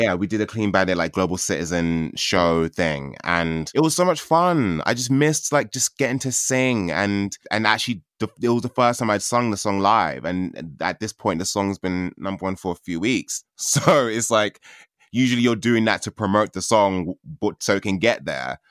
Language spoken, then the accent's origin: English; London, United Kingdom; I grew up in Catford. I grew up in, like, South London